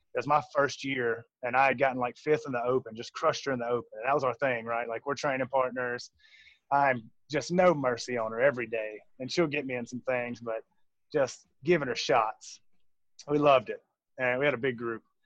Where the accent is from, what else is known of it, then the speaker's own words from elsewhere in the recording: Jackson, Mississippi, United States; now in Fort Worth, United States; We're both from Mississippi. I'm from Jackson.